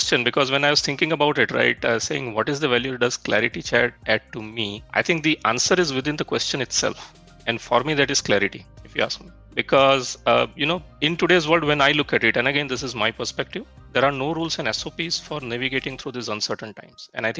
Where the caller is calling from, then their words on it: Bangalore, Karnataka, India; I'm joining from Bangalore.